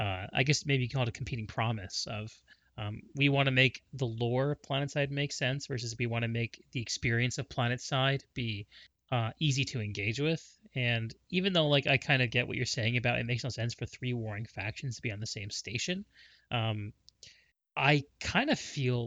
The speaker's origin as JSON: {"language": "English", "region": "Connecticut", "country": "United States", "tie": "born or raised there", "said": "I grew up in Connecticut."}